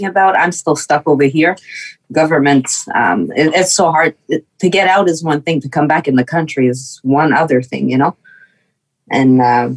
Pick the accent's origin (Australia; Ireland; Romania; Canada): Canada; Quebec; first language French; English is a second language; I'm French Canadian. I was raised French, and I always spoke English.